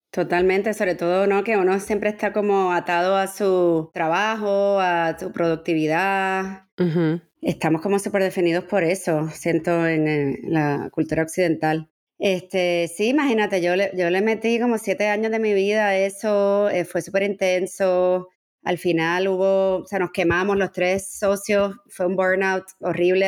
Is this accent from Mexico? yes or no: no; San Juan, Puerto Rico; moved away as an adult; also born or lived in Barcelona, Spain / New York, United States / Miami, United States; now in Madrid, Spain; me crié en San Juan. Yo nací en Barcelona